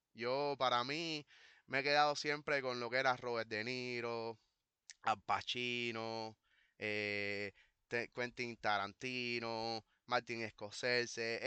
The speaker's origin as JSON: {"language": "Spanish", "country": "Cuba", "said": "A nosotros los cubanos, a la comunidad cubana"}